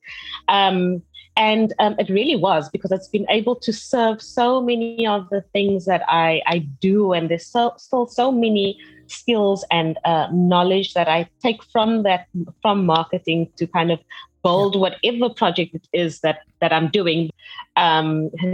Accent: Cape Town, Western Cape, South Africa; also born or lived in Kuils River / Somerset West; I was born here in Cape Town in Tigerberg Hospital, and you know, my family, we kind of lived in Kuilsriver

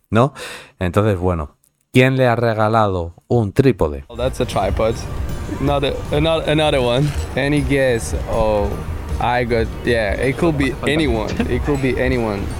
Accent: Madrid, Community of Madrid, Spain; porque a mí me gusta mucho el pádel, porque soy de Madrid.

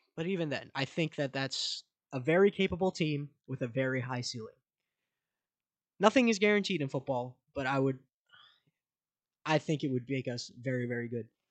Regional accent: Manassas, Virginia, United States; grew up in right here in Manassas

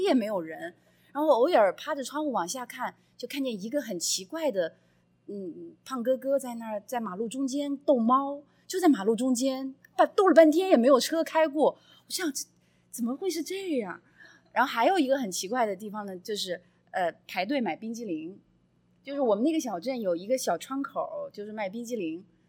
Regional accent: Wuhan, Hubei, China; moved away as an adult; also born or lived in Beijing / Germany / Australia; now in United States; 我是武汉人，也算是很繁忙的，很人很多的大城市，然后，呃，上大学和工作在北京，所以也是每天晚上那辆十点多满大街都是人，对吧？然后去了那个，跟我老公，呃，我们生活的那个小城市在纽伦堡附近

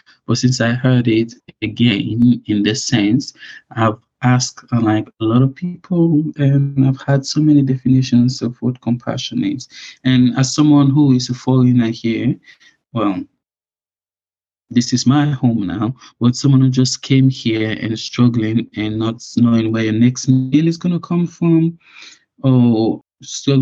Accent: Sierra Leone; now in United Kingdom; I was born in Sierra Leone

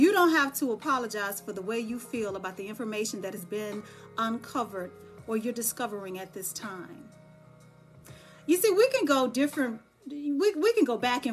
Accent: Dallas, Texas, United States; moved away; when I'm in Dallas, because I'm from Dallas, Texas

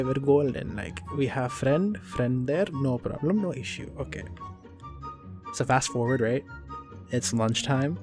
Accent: New Jersey, United States; Living in America as an Indian person, being raised Indian in America

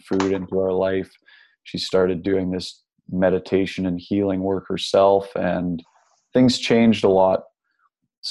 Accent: Nanaimo, British Columbia, Canada; I grew up in Nanaimo, BC on Vancouver Island

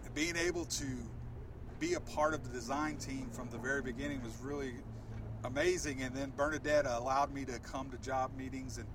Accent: Waco, Texas, United States; I grew up in Waco, Texas, born and raised. North Waco was home

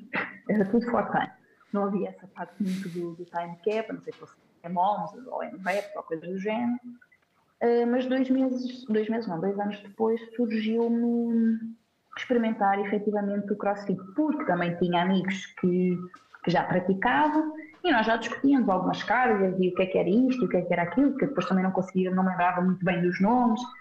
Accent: Centro, Portugal; moved away as an adult; also born or lived in Algarve; now in Braga, Portugal; Eu sou do centro

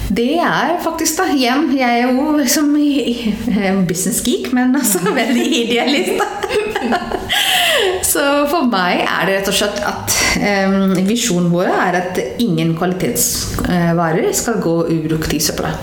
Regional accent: Delhi, India; Norwegian is a second language; moved away as an adult; now in Norway; jeg kommer jo fra India, det har jeg jo ikke sagt det. Ja. Ja. Um, vokst opp i Delhi

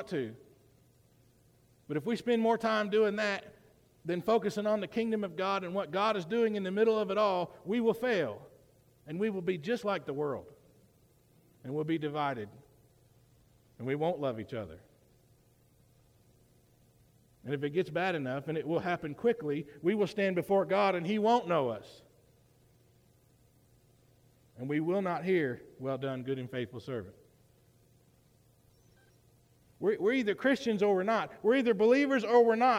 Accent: United States; I'm also an American and proud to be an American.

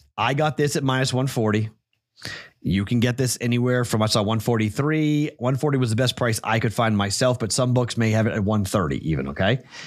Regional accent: Andover, Massachusetts, United States; moved away; my home state, my hometown of Andover, Mass

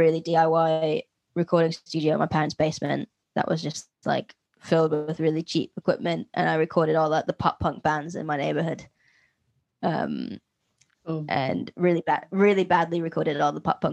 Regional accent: Philadelphia, Pennsylvania, United States; I'm from Philadelphia

